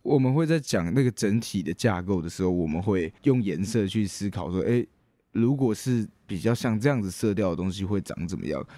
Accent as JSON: {"language": "Chinese", "town": "Taichung", "country": "Taiwan", "also_born_or_lived": "Ren'ai Township, Nantou", "said": "我是台中人"}